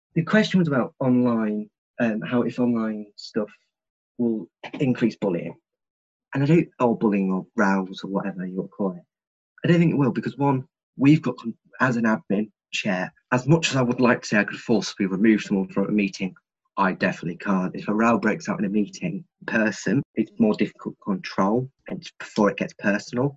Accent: Grimsby, Yorkshire and the Humber, United Kingdom; I'm from Great Grimsby, and I'm proud to be from here

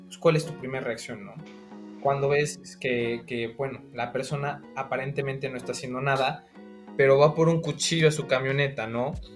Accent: Mexico; como ciudadano mexicano

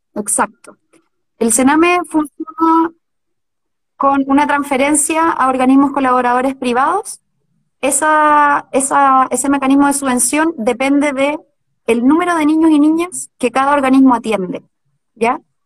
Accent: Chillán, Ñuble, Chile; moved away as an adult; now in Santiago, Chile; yo nací en Chillán, me, me crié con mis abuelos

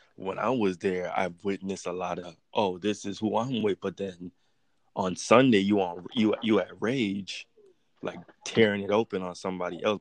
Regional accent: U.S. Virgin Islands; moved away as an adult; also born or lived in Los Angeles; now in United States; I am from the United States Virgin Islands, and I recently moved to the mainlands of America like two years ago.

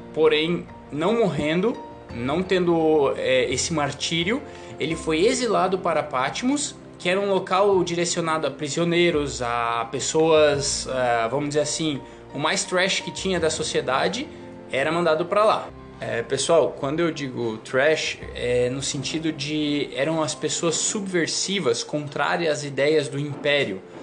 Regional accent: Santa Catarina, Brazil; also born or lived in Paraná; now in São Paulo, Brazil; eu sou natural do Paraná, criado em Santa Catarina e estou vivendo agora lá em São Paulo.

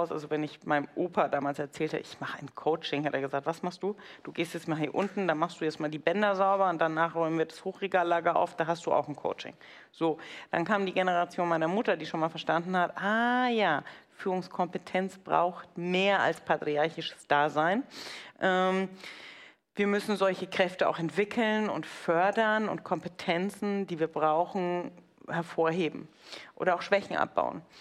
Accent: Bavaria, Germany; Sag ich, ja, aber ich bin halt Franke.

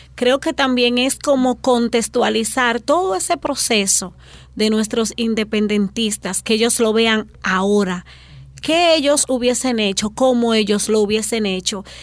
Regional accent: Dominican Republic; nuestra identidad como dominicanos

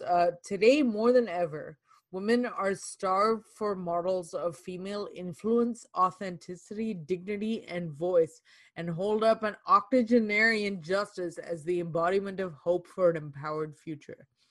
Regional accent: Canada; as Canadians, as as Canadian women

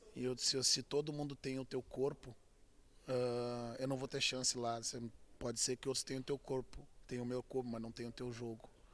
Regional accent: Auxiliadora neighbourhood, Rio Grande do Sul, Brazil; jogando futebol desde menino, né? Desde sempre a gente nasce como brasileiro com uma bola nos pés e tendo como obrigação a escola até o, até o meio-dia, um almoço rápido e depois sair pelas ruas do bairro da Auxiliadora

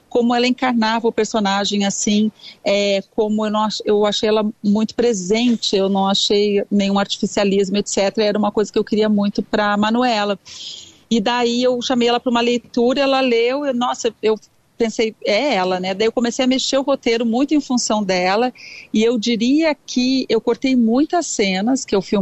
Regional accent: Porto Alegre, Rio Grande do Sul, Brazil; now in Rio de Janeiro, Brazil; Eu sou de Porto Alegre.

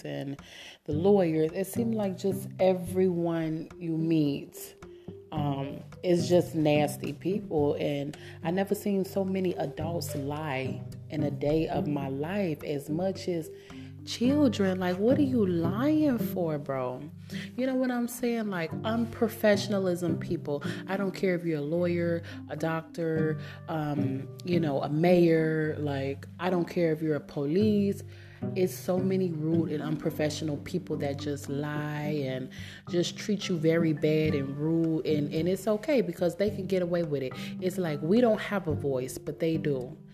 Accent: Columbus, Indiana, United States; moved away as an adult; now in Illinois, United States; I'm from Columbus, Indiana

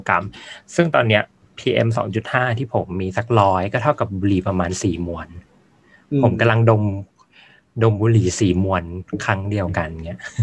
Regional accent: Mae Hong Son, Thailand

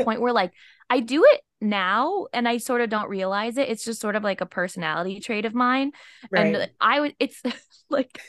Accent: San Francisco, California, United States; moved away as an adult; now in Los Angeles, United States; I grew up in like in the city of San Francisco

